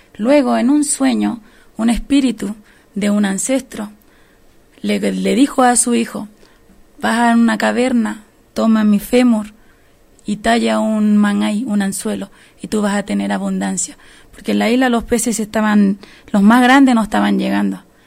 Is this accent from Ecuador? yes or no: no; Rapa Nui, Valparaíso, Chile; Nosotros somos nativos de una tierra que está al medio del Pacífico Sur.